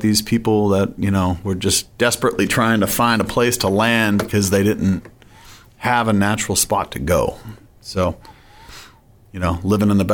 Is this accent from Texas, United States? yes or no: no; Foxborough, Massachusetts, United States; I grew up in Foxborough, Massachusetts